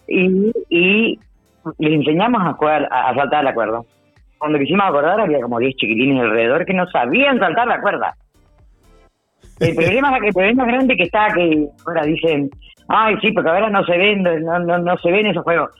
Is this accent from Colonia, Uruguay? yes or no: yes; Juan Lacaze, Colonia, Uruguay; moved away as an adult; also born or lived in Montevideo; Nacida y criada acá en Juan Lacase, hace 30 años nos habíamos ido, pero siempre volvíamos